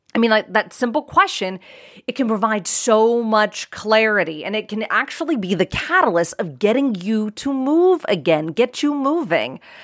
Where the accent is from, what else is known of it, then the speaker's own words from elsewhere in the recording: outside of Pittsburgh, Pennsylvania, United States; I grew up outside of Pittsburgh, Pennsylvania